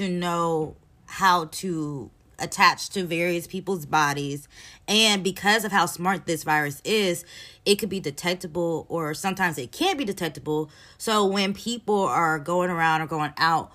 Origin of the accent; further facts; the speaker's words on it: Huntsville, Alabama, United States; I am from Alabama, Huntsville, Alabama